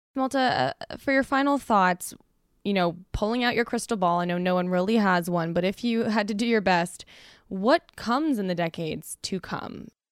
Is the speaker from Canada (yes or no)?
yes; Canada; as a Canadian